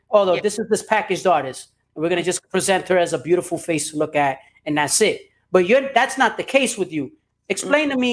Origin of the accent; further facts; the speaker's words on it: New York City, New York, United States; I'm from New York. I grew up in Brooklyn.